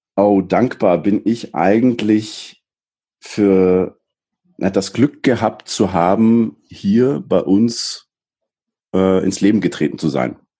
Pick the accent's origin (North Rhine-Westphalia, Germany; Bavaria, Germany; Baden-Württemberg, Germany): Baden-Württemberg, Germany; Black Forest; ich bin im Schwarzwald geboren. Ich bin da eigentlich recht äh, unspektakulär aufgewachsen